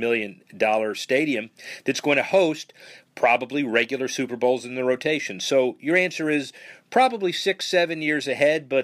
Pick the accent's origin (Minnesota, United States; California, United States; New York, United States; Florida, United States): Florida, United States; Miami; moved away; I grew up in Miami, as you know, and did a whole lot of the sports stuff there